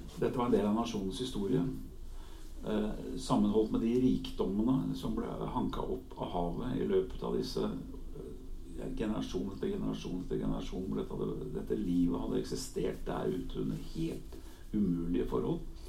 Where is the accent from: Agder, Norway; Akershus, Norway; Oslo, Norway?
Oslo, Norway; also born or lived in Helgeland coast (summers); i hjemmet vårt på Årvoll, i denne drabantbyen der jeg vokste opp